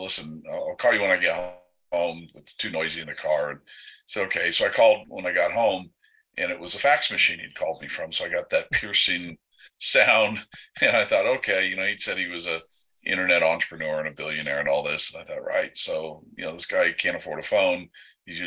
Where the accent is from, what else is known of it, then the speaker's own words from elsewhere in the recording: United States; as an American citizen